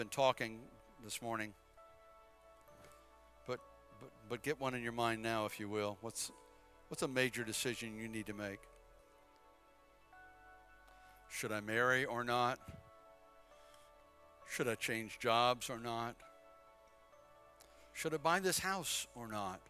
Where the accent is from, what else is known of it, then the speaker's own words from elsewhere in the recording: Bladenboro, North Carolina, United States; moved away as an adult; also born or lived in Philippines / Chesapeake, Virginia; I'm from Bladenboro. Little old town, so small, they had a traffic light for many years.